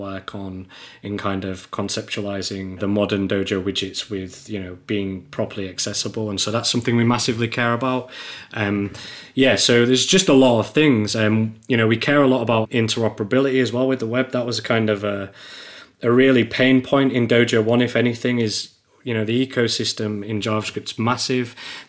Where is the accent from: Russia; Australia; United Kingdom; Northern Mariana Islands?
United Kingdom; England